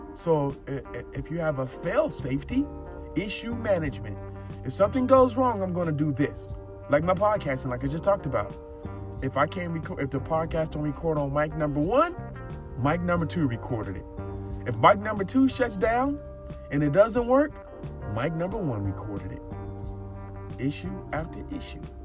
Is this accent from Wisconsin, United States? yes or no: no; Phoenix, Arizona, United States; I'm from Phoenix, Arizona, born and raised.